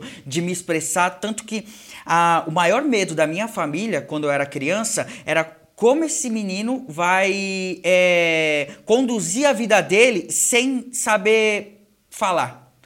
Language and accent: Portuguese; Brazil; aqui no Brasil eu não sou brasileiro, eu sou é japonês. É e aí no Japão eu sou brasileiro